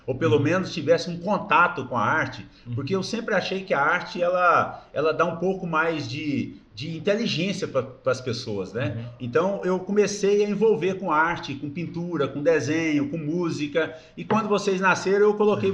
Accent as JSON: {"language": "Portuguese", "country": "Brazil", "tie": "born or raised there", "said": "eu nasci em Porá no dia 15 de maio de 1966"}